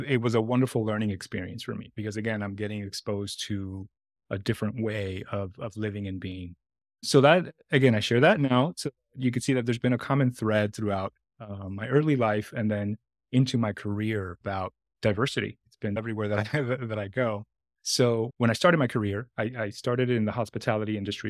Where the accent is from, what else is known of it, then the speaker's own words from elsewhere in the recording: New York City, New York, United States; also born or lived in Dominican Republic / Washington Heights, Manhattan; I was born in the Dominican Republic, and my parents migrated to New York City in the mid-eighties when I was very young